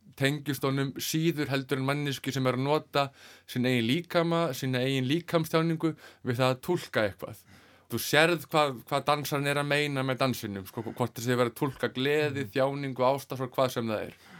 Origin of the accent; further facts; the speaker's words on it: Iceland; heimabæ mínum, Kvanneri